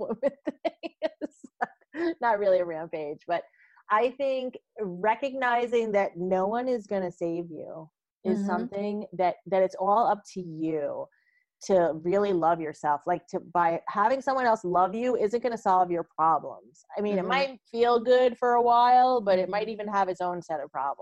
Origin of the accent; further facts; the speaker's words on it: United States; I grew up in the United States